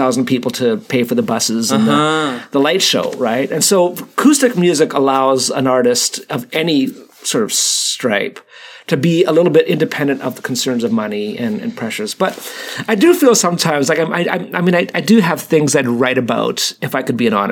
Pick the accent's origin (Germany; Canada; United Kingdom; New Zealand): Canada; I'm Canadian